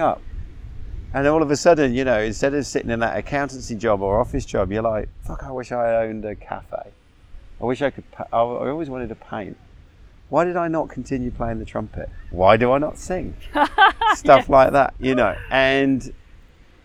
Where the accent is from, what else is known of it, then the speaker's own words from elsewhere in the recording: England, United Kingdom; I grew up in England, 11 years, boys boarding school